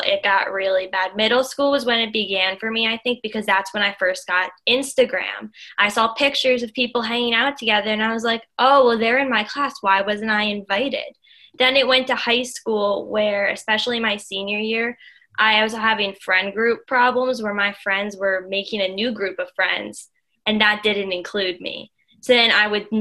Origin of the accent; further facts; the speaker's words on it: outside of Philadelphia, Pennsylvania, United States; I grew up outside of Philadelphia. I live 45 minutes west of Philadelphia, right by Valley Forge Park